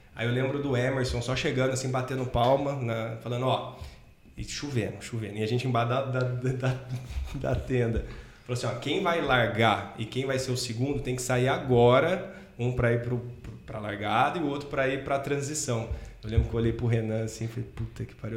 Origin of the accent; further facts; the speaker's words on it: Cruzeiro, São Paulo, Brazil; eu sou de Cruzeiro, interior de São Paulo, cidadezinha, ovo, pequenininha